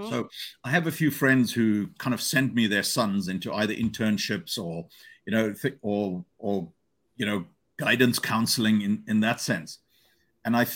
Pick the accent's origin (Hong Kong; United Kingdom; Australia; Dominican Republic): Hong Kong; As I have a good friend of mine that I grew up with in Hong Kong